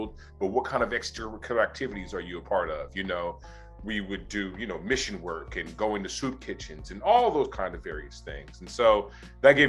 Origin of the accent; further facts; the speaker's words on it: Oakland, California, United States; also born or lived in Berkeley, California; growing up in Oakland, my mother was a public health nurse